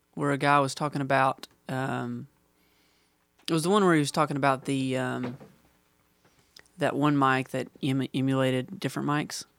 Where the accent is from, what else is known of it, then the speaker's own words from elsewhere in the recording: Huntington, West Virginia, United States; I'm from Huntington, West Virginia